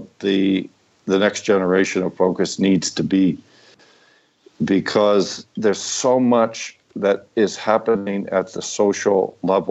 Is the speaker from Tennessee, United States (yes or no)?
no; San Francisco, California, United States; I'm a kid from San Francisco in the late 60s